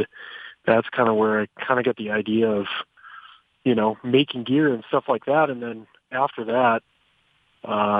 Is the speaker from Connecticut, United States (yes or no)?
no; Rapid City, South Dakota, United States; born and raised in Rapid City, South Dakota